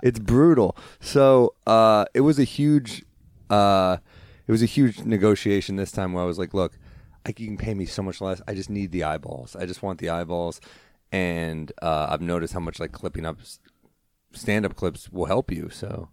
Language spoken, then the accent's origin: English; New York City, New York, United States; also born or lived in New Orleans; I grew up in the city